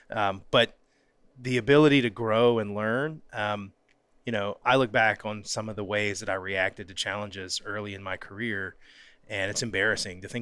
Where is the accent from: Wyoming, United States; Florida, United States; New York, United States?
Florida, United States; North; originally from North Florida